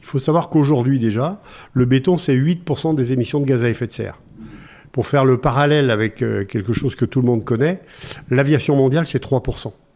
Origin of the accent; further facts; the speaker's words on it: Noirétable, Auvergne-Rhône-Alpes, France; moi, je suis originaire du Massif Central, un petit village qui s'appelle Noirétable